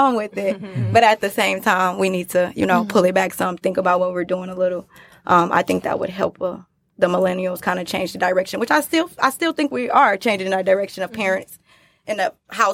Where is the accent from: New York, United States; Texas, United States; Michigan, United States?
Michigan, United States; Detroit; I'm from Detroit.